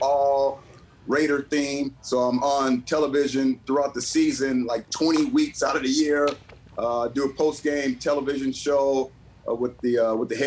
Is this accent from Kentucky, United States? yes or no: no; San Diego, California, United States; moved away as an adult; also born or lived in Philadelphia; come back to my hometown in San Diego